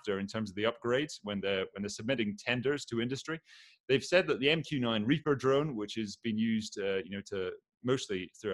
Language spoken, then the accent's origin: English; Aberdeen, Scotland, United Kingdom; I am from Aberdeen, which is a big oil town